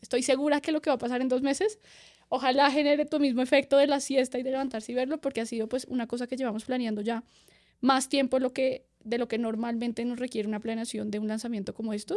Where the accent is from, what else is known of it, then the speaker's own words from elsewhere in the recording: Colombia; nos vinimos desde Colombia hasta el otro lado del mundo